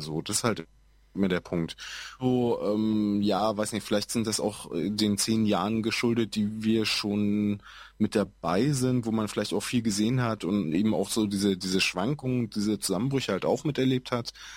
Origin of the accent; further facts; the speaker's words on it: Schwerin, Mecklenburg-Vorpommern, Germany; ich komme halt aus Schwerin, äh, da ist es ganz massiv, ähm, aus so einem hinterletzten Dorf